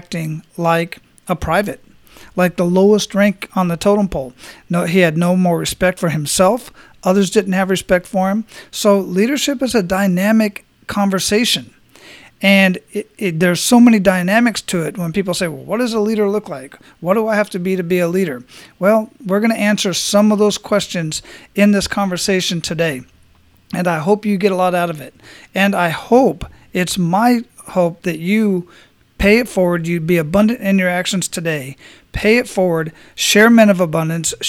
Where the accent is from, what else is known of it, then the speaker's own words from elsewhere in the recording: Arizona, United States; now in Tampa, United States; I'm originally from Arizona